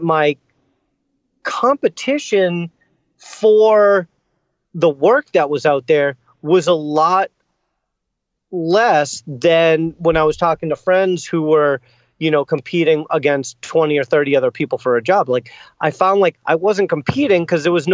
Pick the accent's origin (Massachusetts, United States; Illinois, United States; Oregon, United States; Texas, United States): Massachusetts, United States; Boston; I grew up in Boston, and I played in bands my whole life. So I love this city.